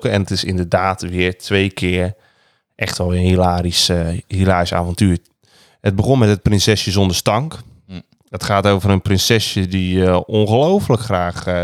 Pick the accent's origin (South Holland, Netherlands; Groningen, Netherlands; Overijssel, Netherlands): South Holland, Netherlands; Rotterdam; ik ben echt een Rotterdammer.